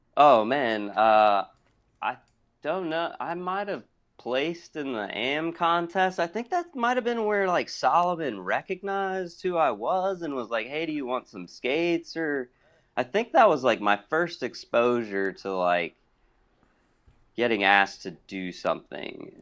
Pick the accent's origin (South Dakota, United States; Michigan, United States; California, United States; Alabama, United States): Alabama, United States; Hoover; also born or lived in Champaign, Illinois / Pittsburgh, Pennsylvania; now in Atlanta, United States; I grew up in Hoover, Alabama